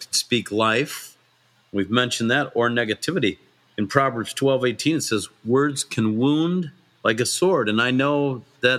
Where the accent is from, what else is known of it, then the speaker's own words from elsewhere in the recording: St. Joseph, Michigan, United States; moved away as an adult; also born or lived in Springfield, Missouri; I was at a Bible study in my hometown of St. Joe, Michigan